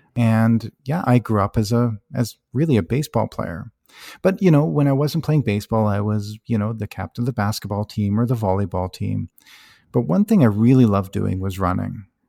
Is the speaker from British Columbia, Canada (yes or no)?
no; High River, Alberta, Canada; I grew up in High River, Alberta, a small